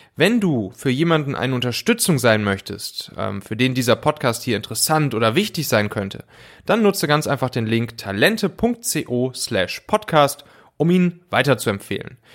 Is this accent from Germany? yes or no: yes; Rhineland, Germany; ich bin auch Rheinländer